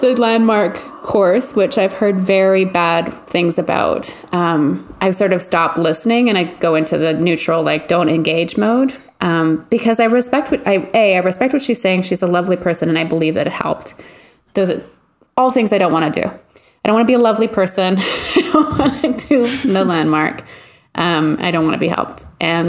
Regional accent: Canada; we're Canadian

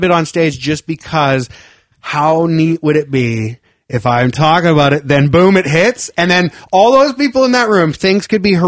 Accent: Vancouver Island, British Columbia, Canada; moved away; I am from Vancouver Island.

